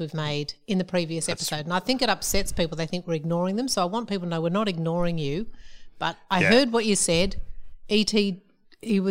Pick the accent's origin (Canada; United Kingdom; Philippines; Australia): Australia; I'm an Australian